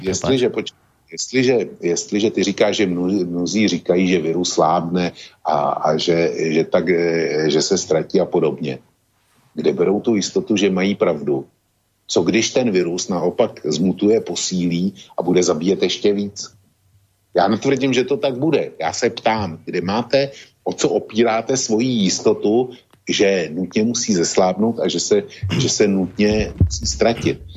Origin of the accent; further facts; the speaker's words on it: Czechia; u nás v Čechách